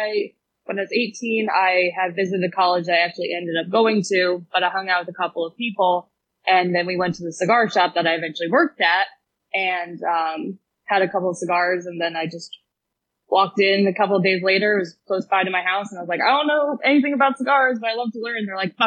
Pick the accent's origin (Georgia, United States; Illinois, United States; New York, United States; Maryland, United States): Maryland, United States; Ellicott City; Ellicott City, Columbia, Maryland.